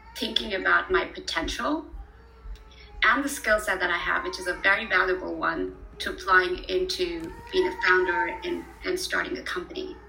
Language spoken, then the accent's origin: English; Pune, Maharashtra, India; moved away as an adult; also born or lived in Kanpur, India / Mumbai, India; now in Germany; I was born in Kanpur, which is a very small town, uh, okay. uh, literally very rural. Um, and then I was raised in Pune